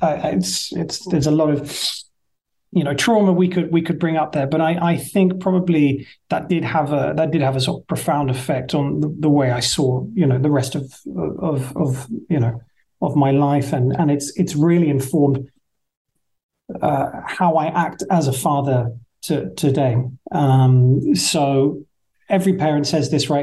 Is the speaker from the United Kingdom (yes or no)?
yes; Marlow, South East England, United Kingdom; moved away as an adult; now in Dubai, United Arab Emirates; growing up in Marlow. It is so quintessentially, English